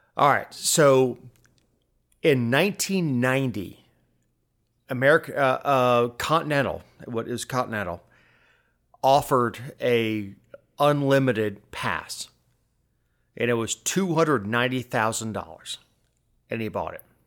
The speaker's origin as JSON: {"language": "English", "region": "South Florida", "country": "United States", "tie": "born or raised there", "said": "I grew up in South Florida"}